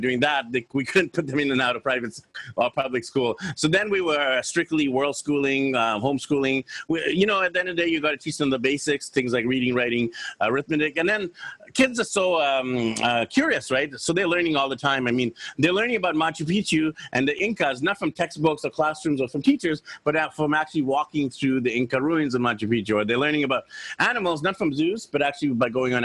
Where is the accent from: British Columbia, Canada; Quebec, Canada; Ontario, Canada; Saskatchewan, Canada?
British Columbia, Canada; Vancouver; moved away as an adult; So I'm from Vancouver, BC, Canada. I'm happily married to my wife, Anne, and we have three wonderful kids. And growing up in Vancouver